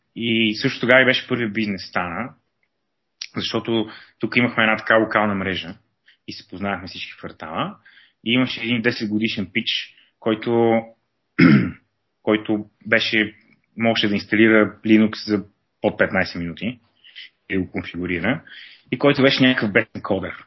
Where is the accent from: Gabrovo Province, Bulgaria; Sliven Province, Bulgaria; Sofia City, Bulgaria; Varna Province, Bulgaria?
Sofia City, Bulgaria; Sofia; also born or lived in Pazardzhik; живял съм в София през съзнателната част от живота си, като а, съм раснал по кварталите.